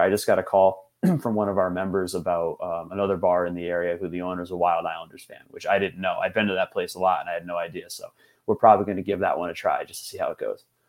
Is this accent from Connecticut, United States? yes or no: yes; Hartford, Connecticut, United States; being from Connecticut, you know, born and raised in the Hartford area